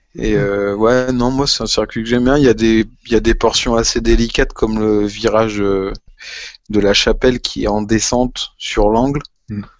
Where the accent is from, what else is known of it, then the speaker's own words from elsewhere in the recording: France; qu'on est français, qu'on aime notre pays